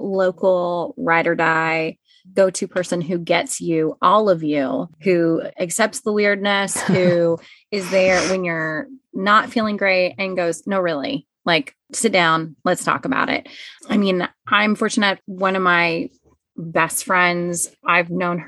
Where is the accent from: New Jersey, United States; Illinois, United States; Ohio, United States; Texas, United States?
Texas, United States; Dallas; moved away as an adult; also born or lived in Baltimore, Maryland; now in Kansas, United States; I born and raised in North Dallas